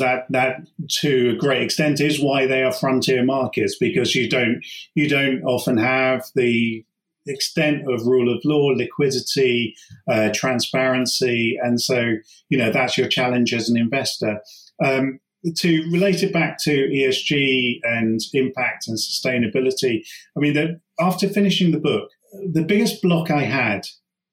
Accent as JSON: {"language": "English", "country": "United Kingdom", "said": "we're as British, you know, having grown up, let's say, with the IRA"}